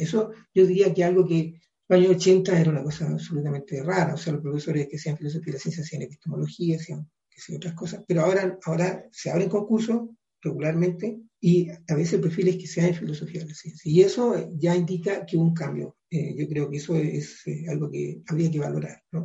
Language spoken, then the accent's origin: Spanish; Chile; como país, como chilenos